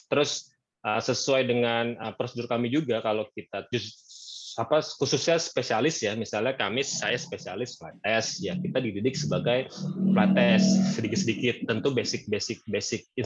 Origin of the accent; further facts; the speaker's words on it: Bogor, West Java, Indonesia; Ah, lahir di Bogor, besar di Bogor. Uh, sekolah di Bogor juga. Jadi sekolah di SMA Negeri 1 Bogor, kuliah di Jakarta